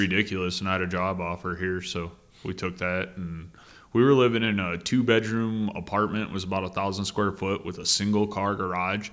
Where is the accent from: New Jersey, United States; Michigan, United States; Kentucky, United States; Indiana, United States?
Michigan, United States; moved away; people from my home state up in the U P